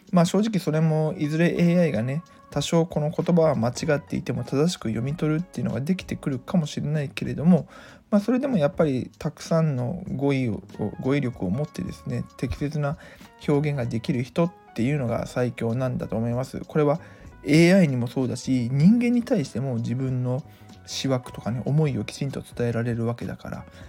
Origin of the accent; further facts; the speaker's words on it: Mie, Japan; 地元三重県